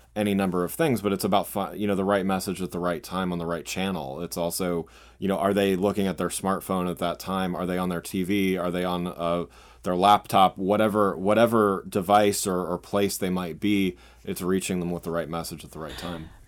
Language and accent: English; Reading, Pennsylvania, United States; moved away as an adult; also born or lived in Southwest Michigan; now in Washington, DC, United States; I grew up, um, out, outside Philadelphia, um, in a town called Reading, Pennsylvania